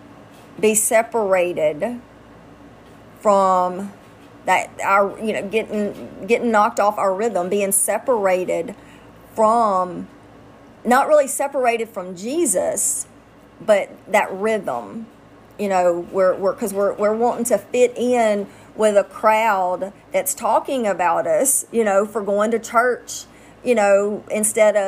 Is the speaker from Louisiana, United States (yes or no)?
yes; Louisiana, United States; I'm from Louisiana